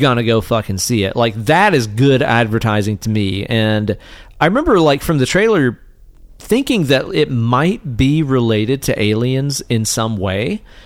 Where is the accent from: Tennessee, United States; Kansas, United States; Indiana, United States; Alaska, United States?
Tennessee, United States; East; we grew up here in East Tennessee